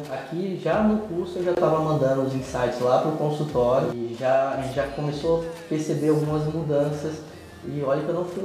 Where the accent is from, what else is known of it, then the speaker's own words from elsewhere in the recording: Brasília, Federal District, Brazil; é, sou de Brasília